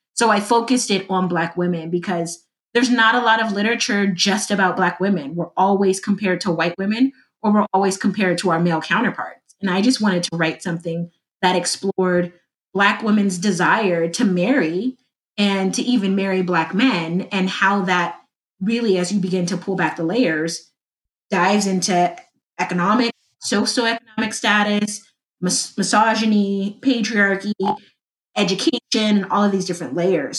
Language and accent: English; Compton, California, United States; I am from Compton, California, uh, LA area, born